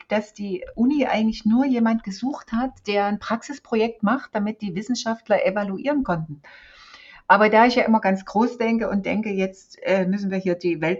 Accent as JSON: {"language": "German", "region": "East Germany", "country": "Germany", "tie": "born or raised there", "said": "Ich bin in der DDR aufgewachsen. Meine ersten 30 Jahre habe ich in der DDR verbracht."}